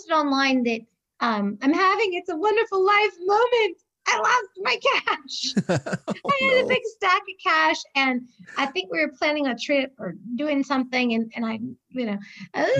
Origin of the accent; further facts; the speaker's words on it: a small town outside Boston, Massachusetts, United States; also born or lived in Maine; now in Birmingham, United States; I say I grew up in Boston, but it was a smaller town outside of Boston.